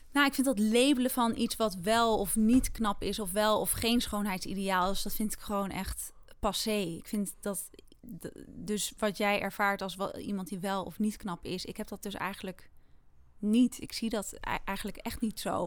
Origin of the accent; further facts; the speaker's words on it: Netherlands; also born or lived in Amsterdam; we zijn als Nederlanders